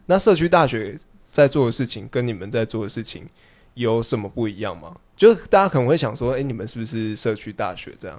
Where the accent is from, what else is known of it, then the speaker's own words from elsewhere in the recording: Minxiong, Chiayi County, Taiwan; 我住的地方虽然是民雄，但是我们是离民， 离新港最近的一个村子